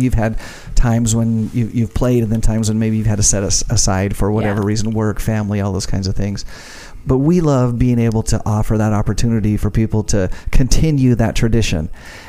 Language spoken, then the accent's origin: English; Ashton, Idaho, United States; did you know I grew up in Ashton?